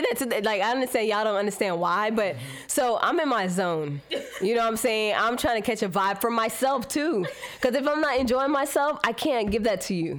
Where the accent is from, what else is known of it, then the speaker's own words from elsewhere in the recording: Miami, Florida, United States; I grew up in Miami